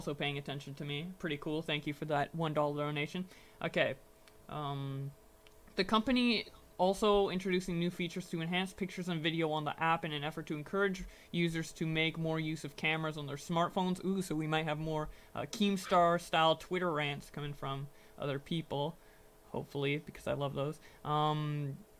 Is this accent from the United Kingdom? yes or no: no; Canada; I'm Canadian